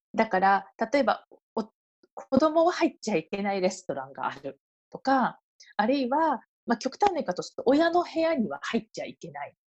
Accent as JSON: {"language": "Japanese", "country": "Japan", "also_born_or_lived": "Tokyo / Belgium", "moved": "as an adult", "lives_now": "Paris, France", "said": "私が日本に帰ってもフランスに行くと決めた時に"}